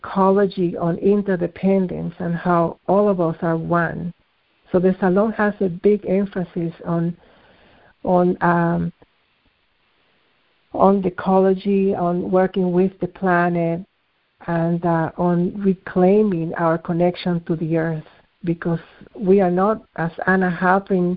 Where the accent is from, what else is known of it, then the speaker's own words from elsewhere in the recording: Dominican Republic; moved away; also born or lived in Lebanon; Some of my family is from Lebanon, although I was born in the Dominican Republic